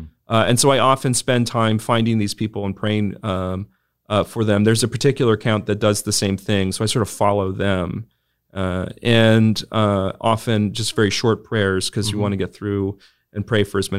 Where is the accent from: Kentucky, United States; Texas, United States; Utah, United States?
Texas, United States; Houston; I grew up in Houston, Texas, and I'm 42. So that puts me 1980, moved to Texas in 82.